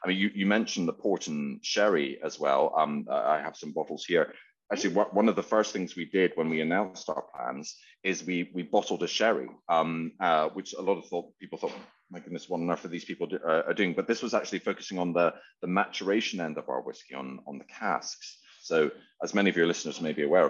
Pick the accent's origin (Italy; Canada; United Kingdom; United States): United Kingdom; Edinburgh, Scotland; now in London, United Kingdom; My business partner and I, lifelong friends, known each other since we were four, and we grew up in Edinburgh together. We ended up in London